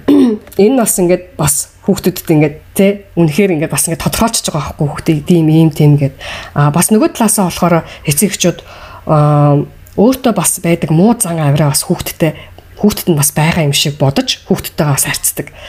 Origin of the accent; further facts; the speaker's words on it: Mongolia; moved away; би өөрийнхөө одоо Монголд өссөн өөрийнхөө аа одоо багт өссөн